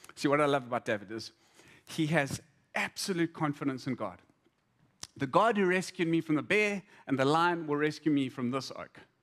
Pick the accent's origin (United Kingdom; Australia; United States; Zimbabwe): Zimbabwe; I, I grew up in Zim